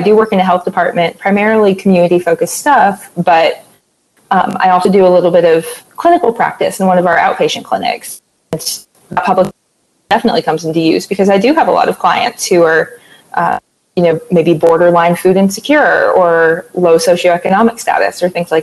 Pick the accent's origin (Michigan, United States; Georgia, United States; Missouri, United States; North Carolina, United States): North Carolina, United States; moved away as an adult; now in Knoxville, United States; I'm originally from North Carolina, so I was interested in moving back home